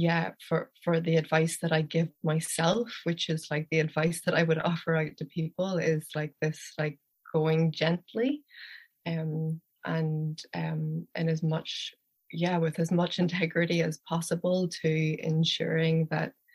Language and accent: English; Belfast, Northern Ireland, United Kingdom; now in Donegal, Ireland; I am originally from Belfast in the north of Ireland